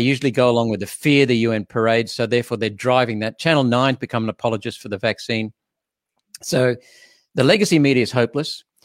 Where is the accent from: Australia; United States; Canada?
Australia; Queensland; being a Queenslander